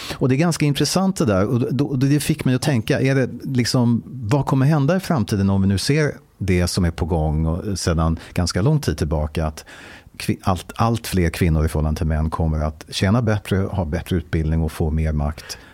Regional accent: Stockholm, Stockholm County, Sweden; Jag är född och uppvuxen i Stockholm

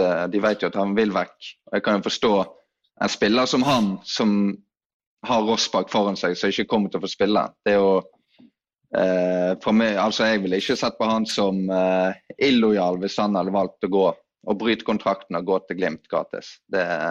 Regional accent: Os, Vestland, Norway; i Os, der jeg kommer fra

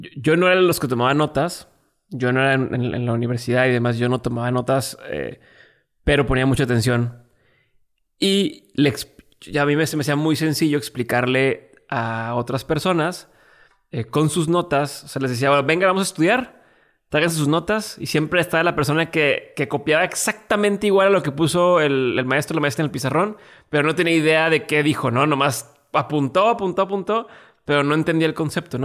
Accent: Mexico; mi nacionalidad mexicana

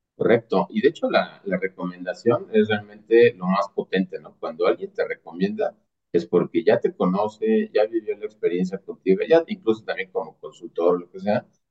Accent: Mexico; also born or lived in near Mexico City; básicamente soy un mexicano, orgullosamente mexicano, vivo cerca de la Ciudad de México

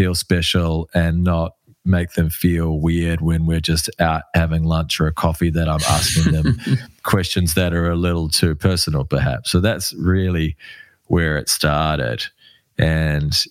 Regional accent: Wellington, New Zealand; moved away; I'm from Wellington.

